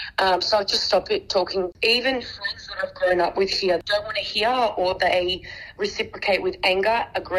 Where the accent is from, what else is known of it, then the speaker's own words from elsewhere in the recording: Minsk, Belarus; born there; I was born in Minsk in Belarus.